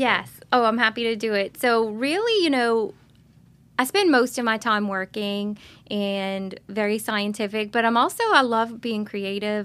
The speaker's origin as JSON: {"language": "English", "town": "Lockport", "region": "Louisiana", "country": "United States", "tie": "born or raised there", "said": "I grew up in Lockport. Uh, my mother is from Lockport, so is my dad"}